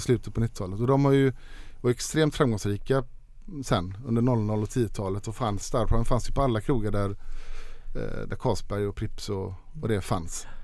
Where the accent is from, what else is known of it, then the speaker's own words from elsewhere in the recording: Sweden; hemma i Sverige